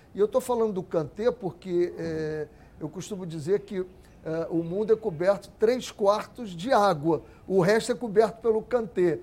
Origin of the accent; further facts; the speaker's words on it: Rio de Janeiro, Brazil; eu sou de Cavalcante